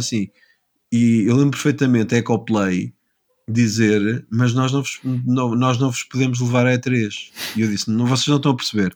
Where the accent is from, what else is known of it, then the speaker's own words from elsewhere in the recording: Lisbon, Portugal; also born or lived in New York; minha cidade natal de Lisboa